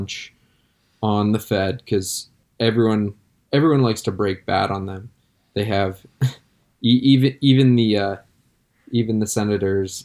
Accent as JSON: {"language": "English", "region": "Connecticut", "country": "United States", "tie": "born or raised there", "said": "growing up in Connecticut"}